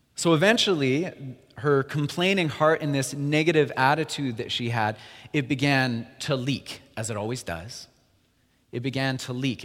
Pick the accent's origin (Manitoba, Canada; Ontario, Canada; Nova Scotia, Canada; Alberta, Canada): Alberta, Canada; moved away; We're both from Alberta initially